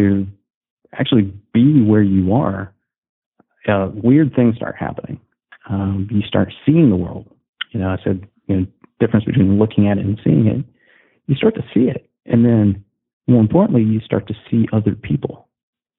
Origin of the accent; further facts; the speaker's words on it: Southern Indiana, United States; I'm a Midwestern guy. So I'm from Southern Indiana